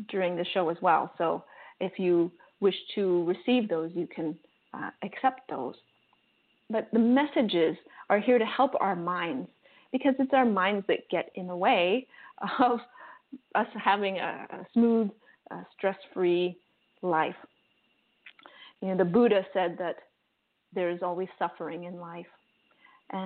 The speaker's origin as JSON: {"language": "English", "country": "Canada", "moved": "yes", "lives_now": "Costa Rica", "said": "I'm Canadian"}